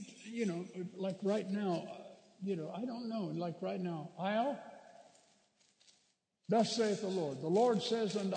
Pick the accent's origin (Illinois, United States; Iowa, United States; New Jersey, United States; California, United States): California, United States; Bakersfield; my hometown of Bakersfield